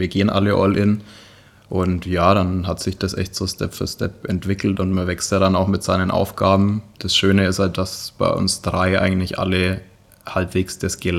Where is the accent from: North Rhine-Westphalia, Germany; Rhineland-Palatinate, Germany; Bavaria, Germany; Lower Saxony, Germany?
Bavaria, Germany; Ja, also ich meine, wir kommen zwar aus der Nähe von Nürnberg